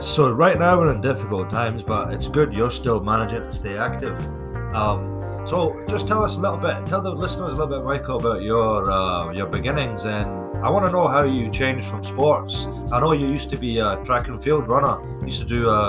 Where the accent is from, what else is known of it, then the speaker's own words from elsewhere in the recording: Livingston, Scotland, United Kingdom; I come from Livingston.